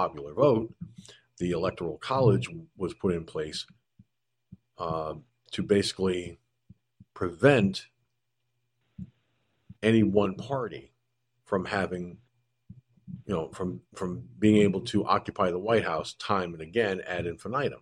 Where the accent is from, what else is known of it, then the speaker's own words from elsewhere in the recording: George Pataki's hometown, New York, United States; moved away; he was from my hometown